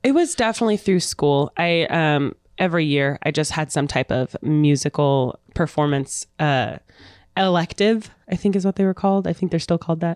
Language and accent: English; Phoenix, Arizona, United States; also born or lived in Alamosa, Colorado; now in Kansas City, United States; I'm originally from Arizona, Phoenix. I, I grew up there. I was born s, in Colorado, but Phoenix is my home.